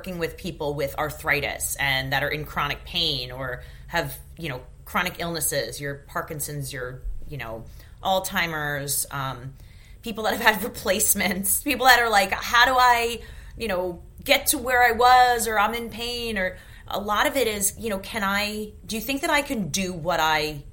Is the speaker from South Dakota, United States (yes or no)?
no; New York, United States; I grew up in New York